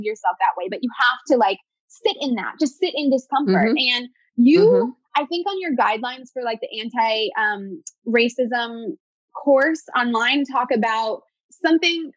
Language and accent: English; New Jersey, United States; I'm from New Jersey